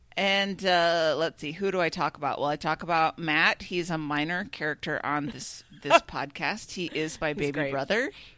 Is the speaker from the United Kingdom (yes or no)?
yes; England, United Kingdom; I'm from England.